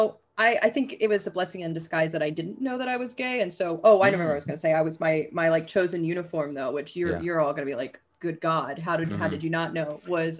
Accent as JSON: {"language": "English", "town": "Arab", "region": "Alabama", "country": "United States", "tie": "born or raised there", "also_born_or_lived": "Kansas City", "said": "I grew up in a really small town for high school called Arab."}